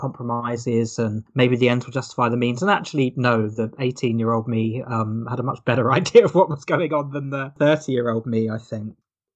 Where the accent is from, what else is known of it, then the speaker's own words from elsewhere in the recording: Hawley, South East England, United Kingdom; moved away; I was actually back in my hometown, Hawley in Surrey, quite recently